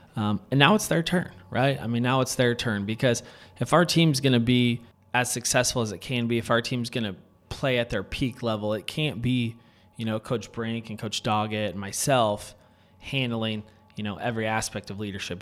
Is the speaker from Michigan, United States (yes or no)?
no; Wahoo, Nebraska, United States; also born or lived in Lincoln, Nebraska; And then my whole family actually moved out to Wahoo